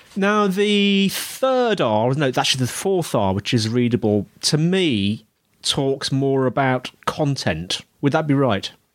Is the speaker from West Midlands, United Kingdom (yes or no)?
yes; Birmingham, West Midlands, United Kingdom; I was born in Birmingham not Birmingham, oh. Alabama, Birmingham and the West Midlands in the UK